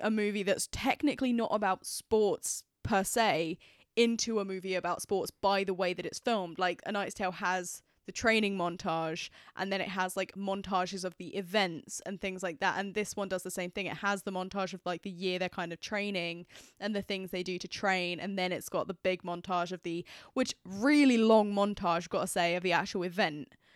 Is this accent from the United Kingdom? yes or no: yes; United Kingdom; I am British.